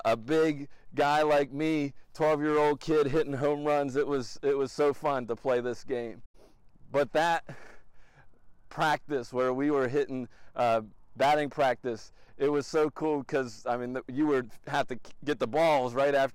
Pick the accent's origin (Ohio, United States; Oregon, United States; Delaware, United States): Delaware, United States; Wilmington; we are back in my hometown of Wilmington, Delaware